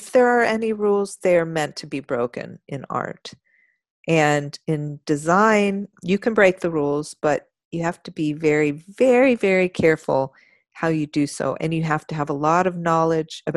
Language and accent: English; Austin, Texas, United States; I grew up in Austin. Oh, I wasn't born here, but I grew up here